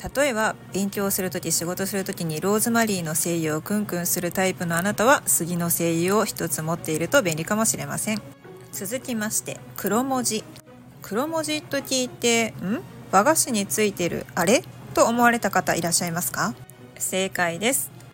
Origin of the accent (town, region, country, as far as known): Japan